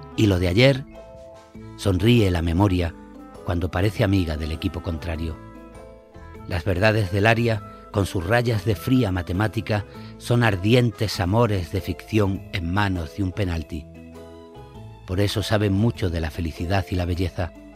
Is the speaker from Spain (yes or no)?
yes; Granada, Andalusia, Spain; también soy socio del Granada Club de Fútbol, que es mi, mi ciudad natal, de Granada